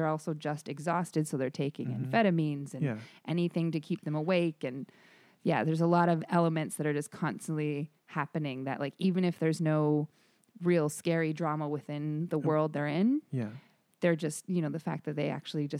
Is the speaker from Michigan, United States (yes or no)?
yes; Michigan, United States; also born or lived in Arizona; I'm originally from Michigan and Arizona, and then lived in San Diego and Los Angeles before this.